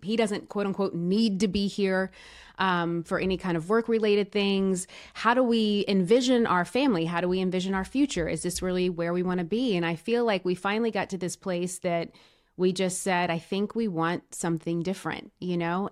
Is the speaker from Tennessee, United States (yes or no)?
yes; Tennessee, United States; also born or lived in Los Angeles; now in Nashville, United States; I'm b, born and raised in Tennessee, originally from a small town, but, but pretty much spent my entire, you know, young adult, younghood and, and young adulthood here in Nashville.